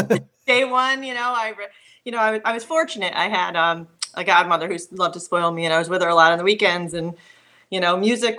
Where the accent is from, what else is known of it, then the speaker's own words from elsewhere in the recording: Schenectady, New York, United States; now in Clifton Park, United States; Schenectady. Live in Clifton Park, which is Saratoga, Saratoga area.